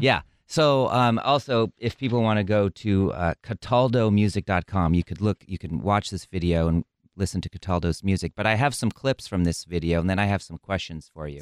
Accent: Midwest, United States; accent: Midwest; my Midwest accent

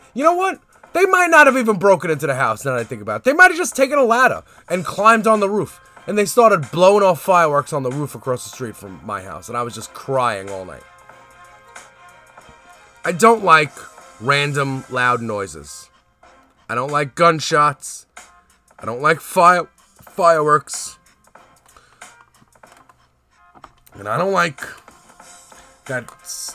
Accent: New York City, New York, United States; I'm from Canarsie, the Floss

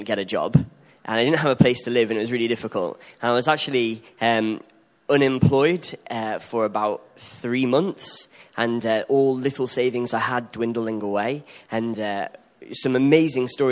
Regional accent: Liverpool, North West England, United Kingdom; accent: Scouse; moved away as an adult; now in Sweden; I'm the Scouser, aforementioned. Yeah. I don't think I've got an accent

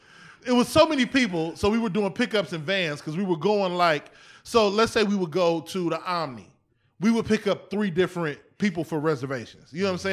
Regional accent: East Cleveland, Ohio, United States; also born or lived in Erie / Atlanta; I'm from East Cleveland to Erie, back to Cleveland, Atlanta.

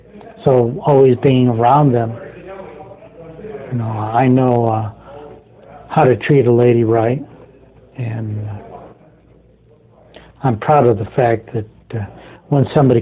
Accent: Oriental, North Carolina, United States; even though I was raised here in Oriental and the master wore a top hat, and he still does

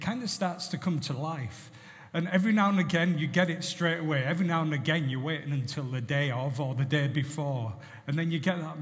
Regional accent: Barrow-in-Furness, North West England, United Kingdom; I was brought up in Barrow Infirmary

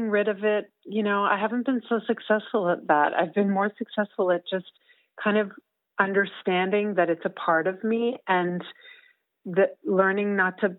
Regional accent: Whitehorse, Yukon, Canada; moved away; I was back in Whitehorse, which is my hometown

